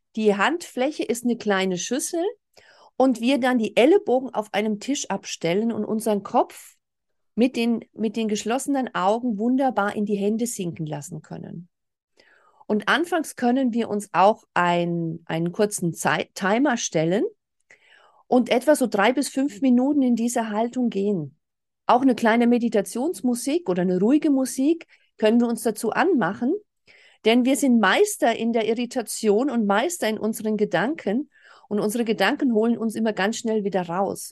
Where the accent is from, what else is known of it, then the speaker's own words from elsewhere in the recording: Germany; bei uns in Deutschland